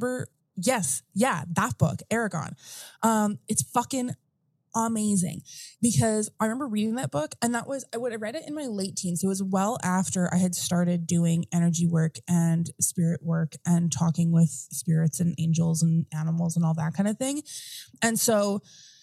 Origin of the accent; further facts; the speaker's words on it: Morden, Manitoba, Canada; moved away as an adult; I did lots of my growing up in Southern Manitoba in Morden